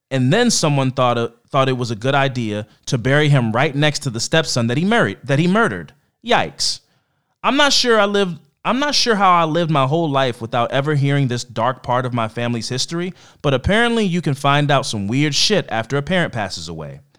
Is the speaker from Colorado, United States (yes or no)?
no; Ohio, United States; moved away; We were born and raised in Northwest Ohio, but I moved down to Tennessee about 20 years ago, and I try to visit him whenever I get a chance to.